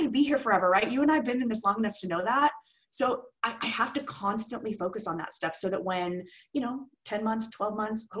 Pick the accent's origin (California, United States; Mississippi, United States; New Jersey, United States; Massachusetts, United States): California, United States; Simi Valley; It's a city called Simi Valley, right between Ventura and Santa Barbara. Been here forever. It's my hometown.